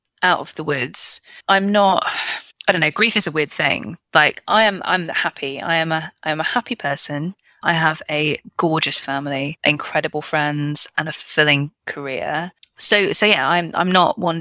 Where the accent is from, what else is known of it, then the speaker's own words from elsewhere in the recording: United Kingdom; I'm British